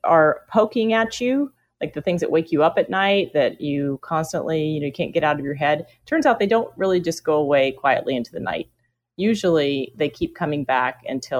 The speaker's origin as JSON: {"language": "English", "town": "Houston", "region": "Texas", "country": "United States", "tie": "born or raised there", "also_born_or_lived": "Mexico City", "moved": "as an adult", "said": "I grew up in Houston, where we sat as close to the air conditioner as you could most of the year."}